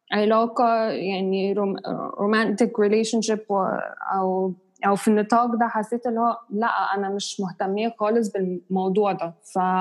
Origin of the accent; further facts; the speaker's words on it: Egypt; وأنا مصرية، بس عندي عرق إنجليزي